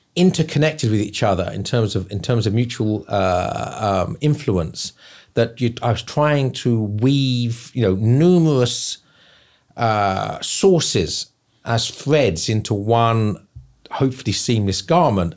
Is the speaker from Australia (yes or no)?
no; England, United Kingdom; now in South Carolina, United States; I'm from England, end up living in South Carolina.